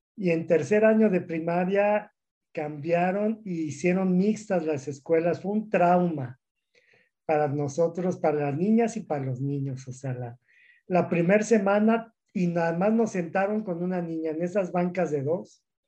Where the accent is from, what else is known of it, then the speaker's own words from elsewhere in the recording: Mexico City, Mexico; now in Durango, Mexico; yo soy de la Ciudad de México y soy de una familia grande, somos 10 hermanos